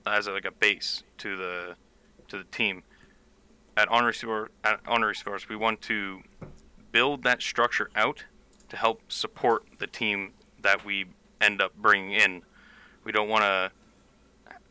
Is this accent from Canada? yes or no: yes; Canada; I'm Canadian